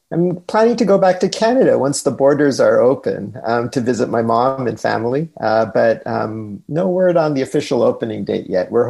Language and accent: English; Pacific Northwest, United States; not envying the, the high temperatures up uh, in my home country of the Pacific Northwest.